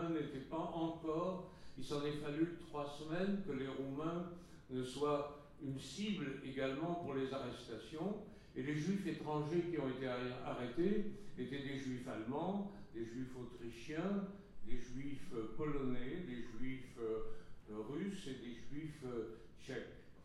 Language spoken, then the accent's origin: French; Nice, Provence-Alpes-Côte d'Azur, France; moved away; also born or lived in Bucharest, Romania / Paris, France; ici à Nice, qui a été la ville de mon enfance et, également la ville où j'ai rencontré la Shoah dans ce qu'elle avait de plus cruel, de plus dur. Euh, je suis né à Bucarest, en Roumanie.